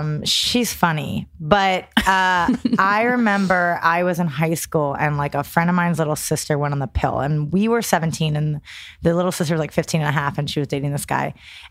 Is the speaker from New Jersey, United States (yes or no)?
yes; New Jersey, United States